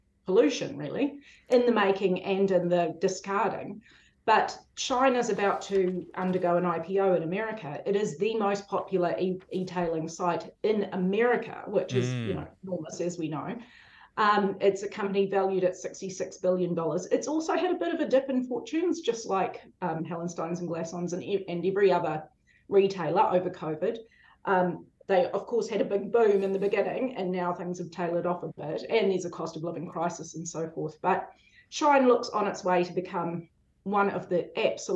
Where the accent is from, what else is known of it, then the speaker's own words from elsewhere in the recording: Pukekohe, Auckland, New Zealand; in the 80s, when I grew up in Pukekohe, you had one choice of where to go